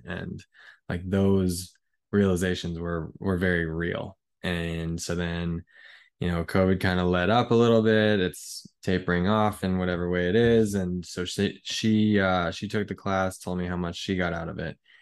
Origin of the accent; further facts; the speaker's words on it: United States; as an American